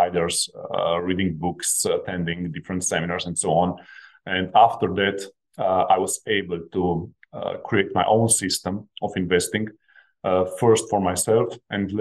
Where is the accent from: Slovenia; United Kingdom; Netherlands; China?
Slovenia; I come from Slovenia. This is a small country of only 2 million population. When I was growing up, my parents were blue-collar workers